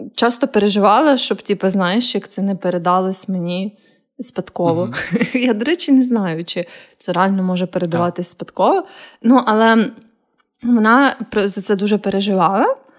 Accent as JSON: {"language": "Ukrainian", "region": "Kyiv", "country": "Ukraine", "tie": "born or raised there", "also_born_or_lived": "Lviv", "moved": "as an adult", "said": "я виросла в Києві"}